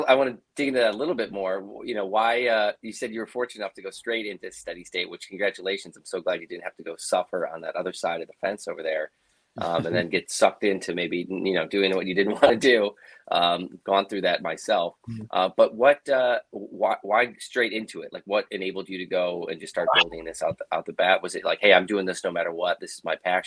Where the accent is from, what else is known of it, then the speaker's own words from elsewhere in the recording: Chicago, Illinois, United States; now in California, United States; I'm from Chicago